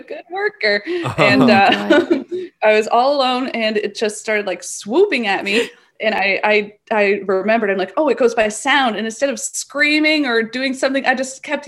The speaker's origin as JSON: {"language": "English", "town": "Port Colborne", "region": "Ontario", "country": "Canada", "tie": "born or raised there", "said": "I grew up in Port Colborne, Ontario, down on Lake Erie."}